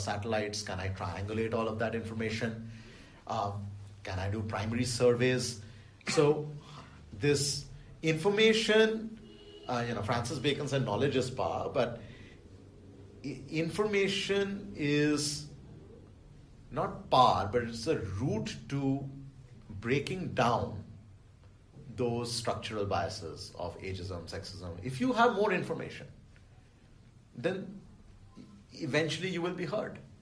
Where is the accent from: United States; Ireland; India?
India; Delhi; I grew up in Delhi